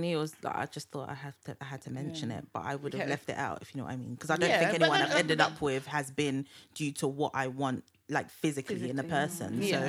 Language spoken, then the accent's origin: English; Ghana; I'm from Ghana.